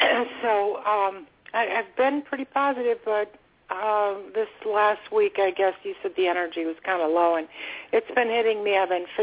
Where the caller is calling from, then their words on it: Florida, United States; I'm calling from Florida.